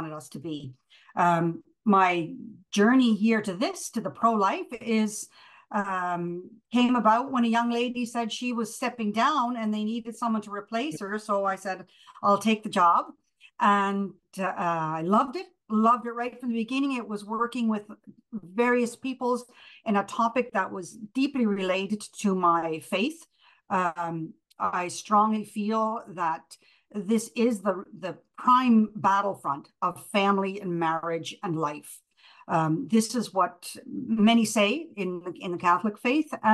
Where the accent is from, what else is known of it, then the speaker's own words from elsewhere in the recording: Prince Edward Island, Canada; moved away as an adult; also born or lived in Germany; I moved from Prince Edward Island as a girl to Germany when I finished high school and a couple of years of university